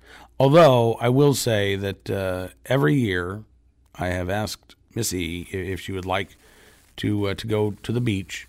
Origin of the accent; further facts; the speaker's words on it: New York City, New York, United States; I grew up in New York City.